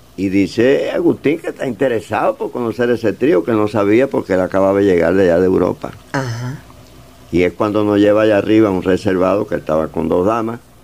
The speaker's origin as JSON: {"language": "Spanish", "country": "Cuba", "moved": "yes", "said": "estamos sufriendo los cubanos que estamos en el exilio"}